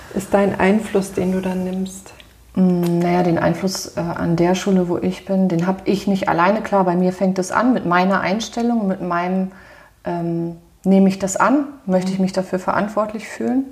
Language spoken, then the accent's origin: German; Germany; hier bei uns in Deutschland